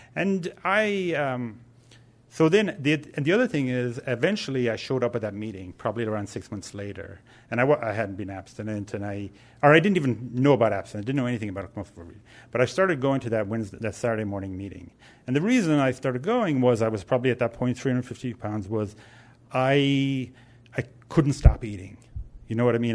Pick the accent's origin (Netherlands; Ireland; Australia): Ireland; now in San Francisco, United States; I talk funny because I'm originally from Ireland